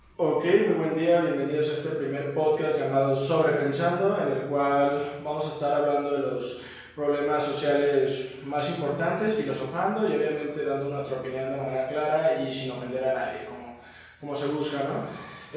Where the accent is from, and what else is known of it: Mexico